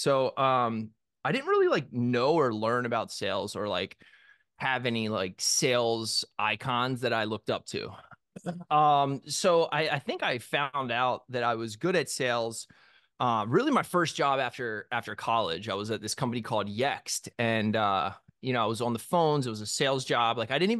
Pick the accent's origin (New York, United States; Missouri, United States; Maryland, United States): Maryland, United States; Ocean City; So I grew up on the Eastern Shore of Maryland in Ocean City. It is it's a beach town. It's a summer beach town. Not upscale. outside of Salisbury, Maryland, if you're familiar with that, which is where like Purdue, it's a big poultry area.